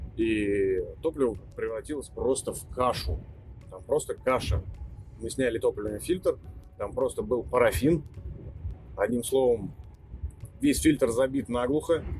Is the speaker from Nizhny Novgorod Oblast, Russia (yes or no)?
yes; Nizhny Novgorod, Nizhny Novgorod Oblast, Russia; в Нижнем Новгороде, откуда я родом